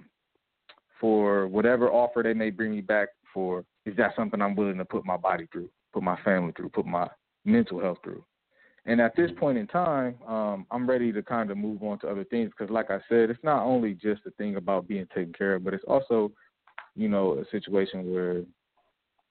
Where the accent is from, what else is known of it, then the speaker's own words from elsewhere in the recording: United States; moved away as an adult; now in Bosnia and Herzegovina; as an American player, American import